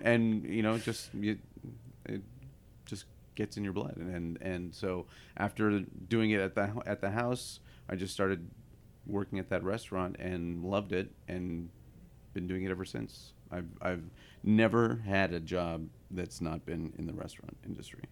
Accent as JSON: {"language": "English", "town": "Ottawa", "region": "Ontario", "country": "Canada", "tie": "born or raised there", "also_born_or_lived": "Ohio, United States", "moved": "yes", "lives_now": "San Francisco, United States", "said": "I was uh, born in Ohio and raised in eastern Canada"}